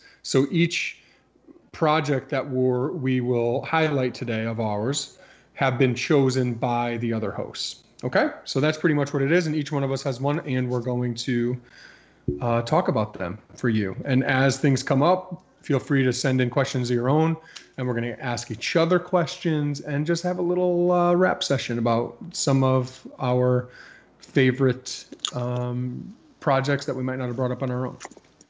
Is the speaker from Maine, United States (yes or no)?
no; Connecticut, United States; I mean, I like Kevin's t-shirt because I'm from Connecticut.